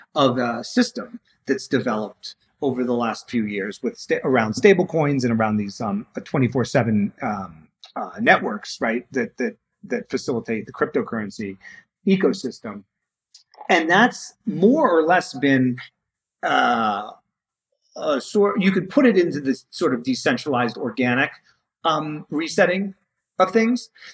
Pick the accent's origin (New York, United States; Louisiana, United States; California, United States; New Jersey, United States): New York, United States; New York City; I grew up in New York City where like nobody knows how to do anything